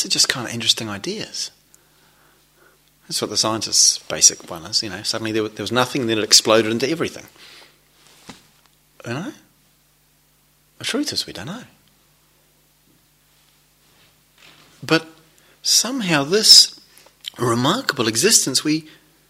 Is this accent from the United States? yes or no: no; New Zealand; moved away; I come from New Zealand where there's, as probably you're familiar with the reputation, there's quite a lot of sheep. I grew up in the country